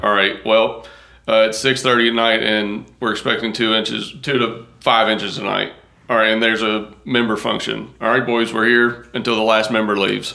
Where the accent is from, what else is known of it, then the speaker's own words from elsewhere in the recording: Wilmore, Kentucky, United States; now in Western New York, United States; I'm originally from Wilmore, Kentucky. And that's yeah. where we're moving back